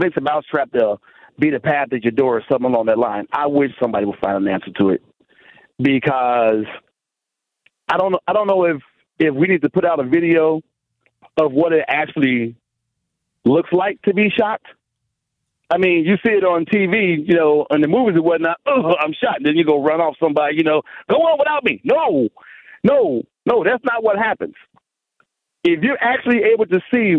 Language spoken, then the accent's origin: English; Chicago, Illinois, United States; I was raised in Chicago. I was raised in the inner city of Chicago